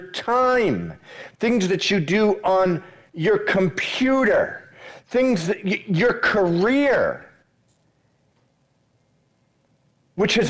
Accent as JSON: {"language": "English", "region": "Massachusetts", "country": "United States", "tie": "born or raised there", "also_born_or_lived": "Miami", "moved": "yes", "said": "I grew up in Massachusetts, moved away. Eventually made my way to Miami"}